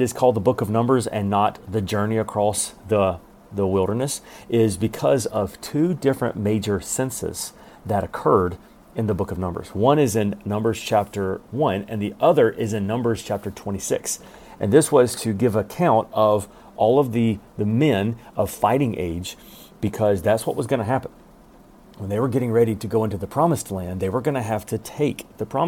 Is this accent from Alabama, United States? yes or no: yes; Alabama, United States; I'm from Alabama and we don't say anything right